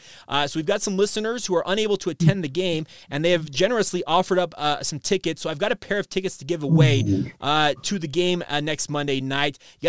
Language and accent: English; Orem, Utah, United States; so you and I are both from Utah County. I grew up in Orem.